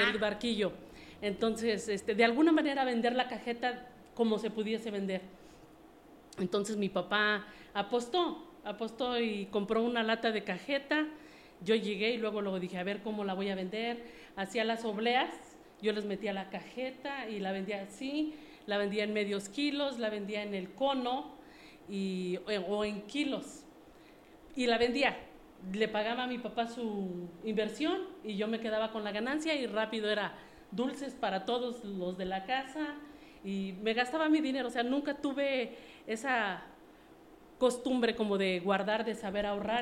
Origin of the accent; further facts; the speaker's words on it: Mexico City, Mexico; moved away as an adult; also born or lived in United States; yo soy originaria de la Ciudad de México. Eh, estuve mucho tiempo bueno, viví ahí por 25 años